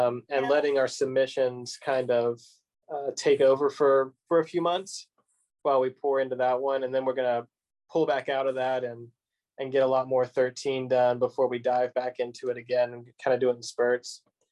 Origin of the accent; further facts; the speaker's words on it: Kentucky, United States; I'm not from Lexington. I'm from a town about 30 minutes east of here.